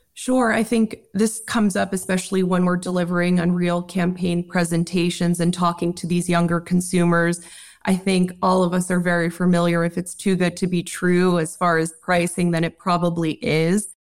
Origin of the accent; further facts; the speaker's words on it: New York, United States; Growing up in New York, I remember in the early two thousands going into Manhattan